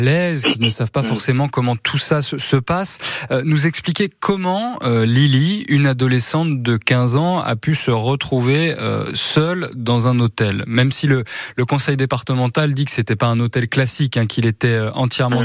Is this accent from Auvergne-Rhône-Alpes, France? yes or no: yes; Puy-de-Dôme, Auvergne-Rhône-Alpes, France; chez nous dans le Puy-de-Dôme